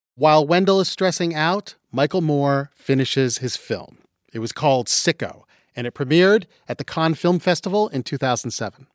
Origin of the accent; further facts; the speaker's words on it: London, Ontario, Canada; now in United States; I'm from London, Ontario